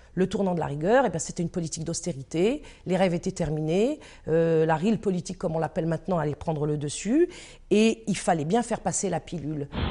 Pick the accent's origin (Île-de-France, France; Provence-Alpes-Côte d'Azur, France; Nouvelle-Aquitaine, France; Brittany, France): Île-de-France, France; Paris; Je suis née en 1958 à Paris 14e.